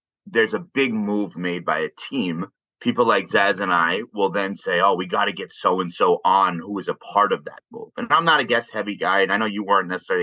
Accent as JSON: {"language": "English", "region": "New York", "country": "United States", "tie": "born or raised there", "also_born_or_lived": "South Florida", "moved": "as an adult", "said": "growing up in New York"}